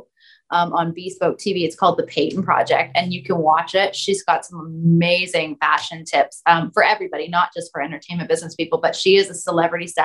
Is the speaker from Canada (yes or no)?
yes; Canada; I'm from Canada